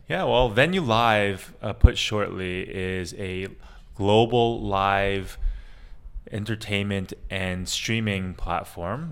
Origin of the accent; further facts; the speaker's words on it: Canada; moved away as an adult; also born or lived in Asia; I'm actually Canadian Chinese, uh, and I've actually been in Asia for the last 15 years